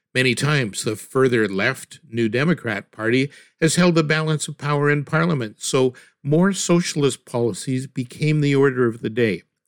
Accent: Canada

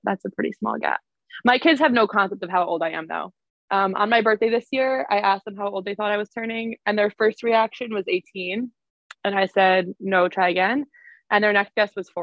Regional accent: Teaneck, New Jersey, United States; moved away as an adult; also born or lived in West Side (Manhattan), New York; now in New York City, United States; I'm from Teaneck, grew up in Teaneck, just moved to the West Side about a year ago

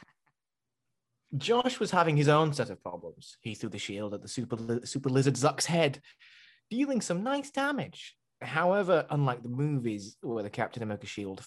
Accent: England, United Kingdom; we're English. We like to say that we're English

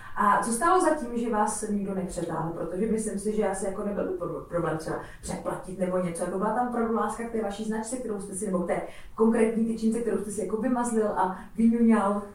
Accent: Kunovice, Zlín Region, Czechia; já jsem třeba z Kunovic

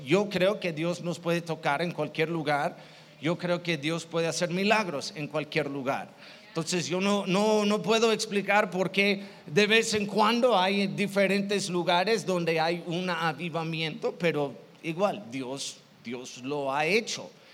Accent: Chicago, Illinois, United States; Yo, yo soy de Chicago

